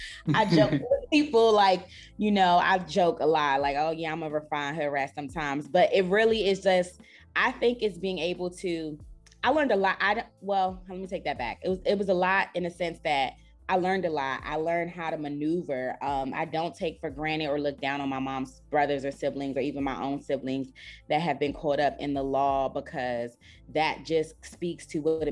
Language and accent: English; Washington, D.C. area, Prince George's County, Maryland, United States; also born or lived in Sierra Leone; I grew up in the Washington, D.C. area and mostly in PG County, went to Suitland High School